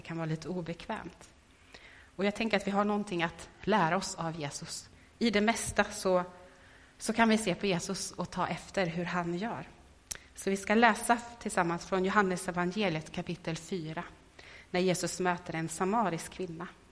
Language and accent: Swedish; Värmland, Sweden; moved away; i Värmland hemma där jag kommer ifrån. Och så träffades med några tjejkompisar som jag vuxit upp med